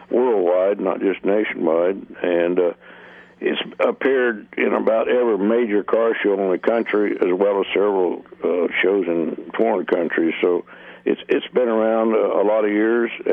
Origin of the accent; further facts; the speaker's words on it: Wichita, Kansas, United States; I was brought up in Wichita, Kansas